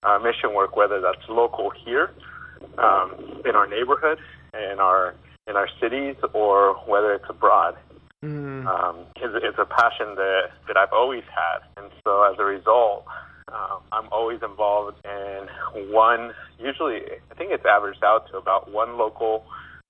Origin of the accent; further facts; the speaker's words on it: Redlands, California, United States; moved away as an adult; now in Nashville, United States; I grew up right there in Redlands